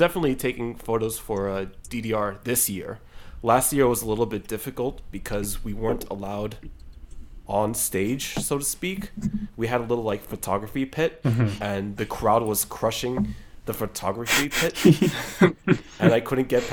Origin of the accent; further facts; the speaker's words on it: New York, United States; I'm from New York